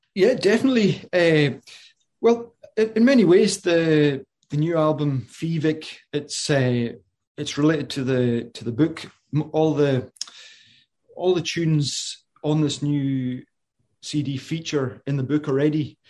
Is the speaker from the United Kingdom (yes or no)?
yes; Isle of Lewis, Western Isles, Scotland, United Kingdom; moved away as an adult; I'm from the Isle of Lewis in the, in the Western Isles, the, or the Hebrides